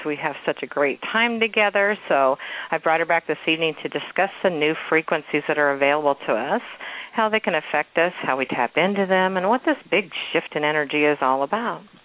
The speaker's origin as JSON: {"language": "English", "town": "Kansas City", "region": "Missouri", "country": "United States", "tie": "born or raised there", "said": "my hometown and actually my old neighborhood. I live out in the suburbs now, but this is actually in Waldo in Kansas City."}